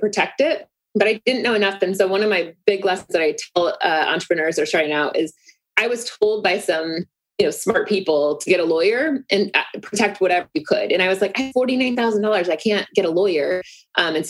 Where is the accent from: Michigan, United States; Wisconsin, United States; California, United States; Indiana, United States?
Indiana, United States; moved away; I come from Indiana from a farm.